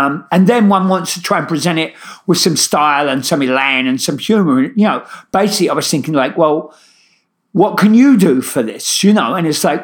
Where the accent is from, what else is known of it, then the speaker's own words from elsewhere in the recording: London, United Kingdom; moved away as an adult; now in New York, United States; my Brooklyn accent, I originally come from East London